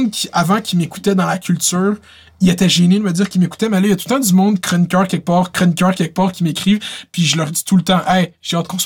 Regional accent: Laval, Quebec, Canada; j'ai tout le temps dit que je venais de Laval

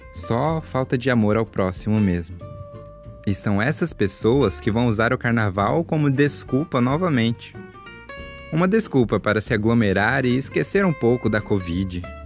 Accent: Brazil; nascido e encarnado em um brasileiro

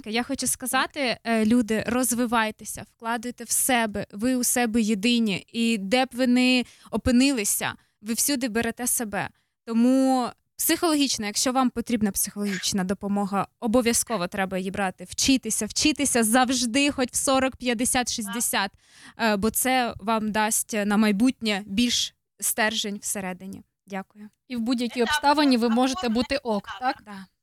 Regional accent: Ukraine; moved away; я виїхала з України в перший день, коли почалась війна.

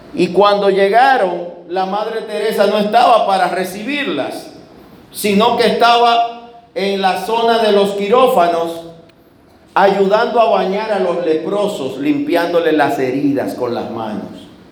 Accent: Dominican Republic

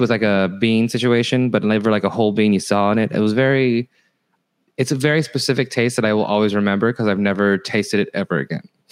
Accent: Fresno, California, United States; the elementary school was Fresno, California

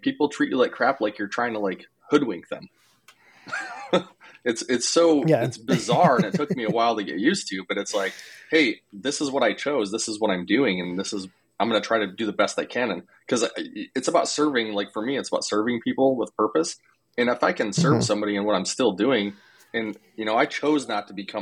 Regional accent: South Dakota, United States; I'm from South Dakota.

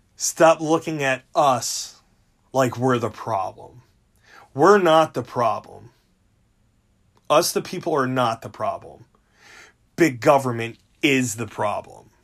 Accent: United States; we're all American

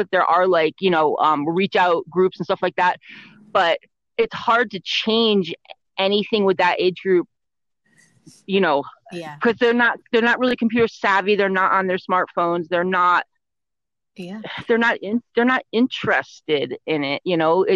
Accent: Connecticut, United States; I grew up in Connecticut, so it's like that whole East Coast vibe thing

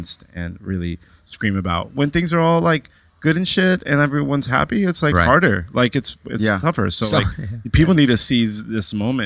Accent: New York, United States; born and raised in New York

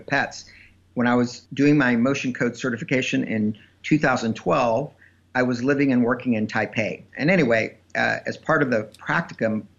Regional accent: Texas, United States; I grew up in Texas

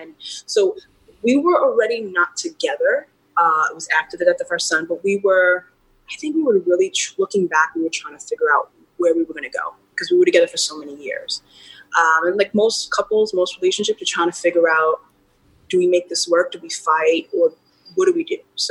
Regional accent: New York City, New York, United States; also born or lived in Los Angeles; I was a teenager growing up in Queens, New York

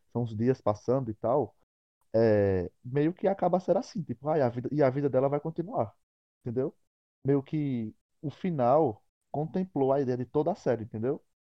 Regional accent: Picuí, Paraíba, Brazil; que também sou de Picuí

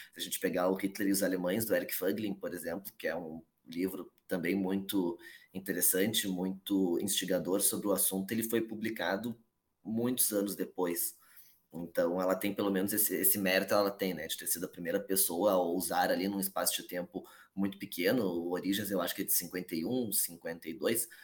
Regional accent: Porto Alegre, Rio Grande do Sul, Brazil; Eu sou aqui de Porto Alegre, Rio Grande do Sul

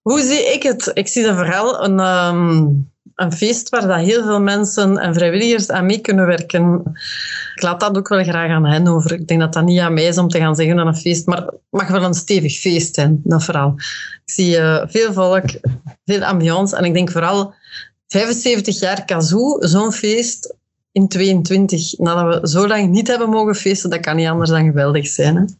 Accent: Westerlo, Flanders, Belgium; moved away as an adult; now in Brussels, Belgium; ik woon ondertussen 23 jaar in Brussel en ik ben afkomstig van Westerlo, uit, uit de Kempen

